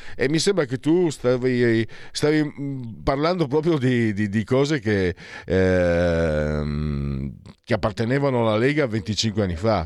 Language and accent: Italian; Triveneto, Italy; moved away; vengo dal Triveneto, sono qua da 18 anni